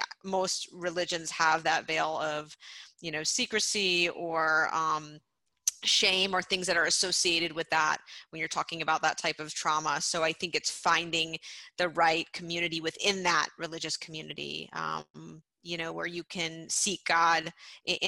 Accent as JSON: {"language": "English", "town": "Miami", "region": "Florida", "country": "United States", "tie": "born or raised there", "said": "being a Jewish girl growing up in Miami"}